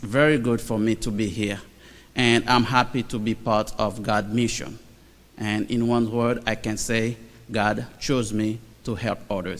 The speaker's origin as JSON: {"language": "English", "country": "Haiti", "moved": "yes", "said": "I'm from Haiti."}